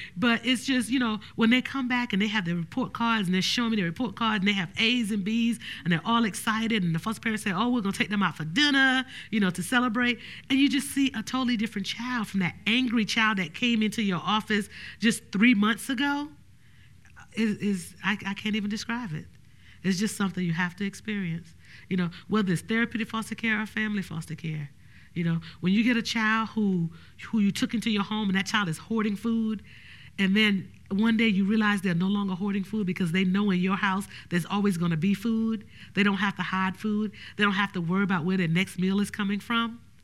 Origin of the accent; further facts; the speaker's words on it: Orangeburg, South Carolina, United States; I was raised in Orangeburg, South Carolina and not Bronx, New York.